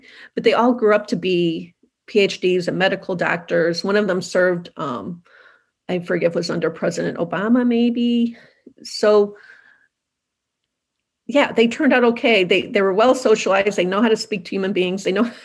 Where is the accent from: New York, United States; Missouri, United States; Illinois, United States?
Missouri, United States; St. Louis; St. Louis is my hometown